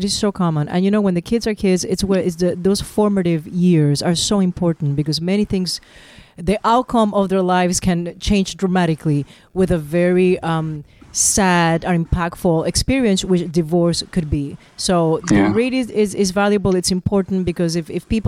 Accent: Puerto Rico; I'm from Puerto Rico, and we're four children.

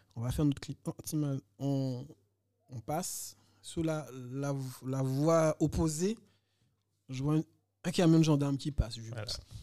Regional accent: Les Abymes, Guadeloupe; moved away as an adult; also born or lived in Petit-Bourg / Montpellier / France; Moi, je suis né ici, je suis né en Guadeloupe, hein, je suis pas né en France

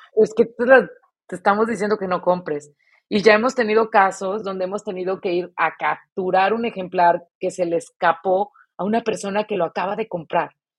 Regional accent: Mexico; nuestra educación como mexicanos

